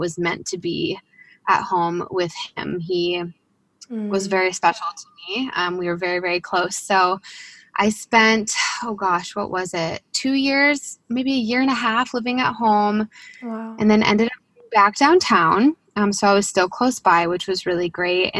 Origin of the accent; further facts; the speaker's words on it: Chicago, Illinois, United States; also born or lived in Denver, Colorado; I grew up in the Chicagoland area